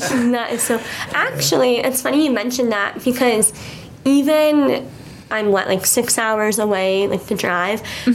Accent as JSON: {"language": "English", "town": "Glenview", "region": "Illinois", "country": "United States", "said": "I'm from Chicago, but I'm from Glenview, which is like 25 minutes without traffic"}